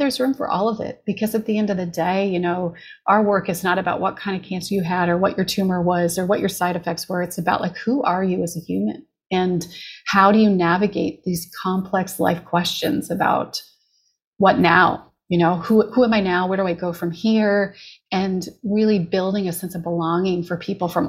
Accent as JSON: {"language": "English", "country": "Canada", "moved": "as an adult", "lives_now": "Los Angeles, United States", "said": "I'm a Canadian, was very grateful to be diagnosed in Canada"}